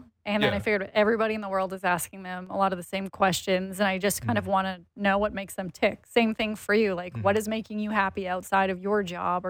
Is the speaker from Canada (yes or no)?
yes; Saskatchewan, Canada; I'm originally from Saskatchewan. I spent a lot of my summers on farms and all that stuff.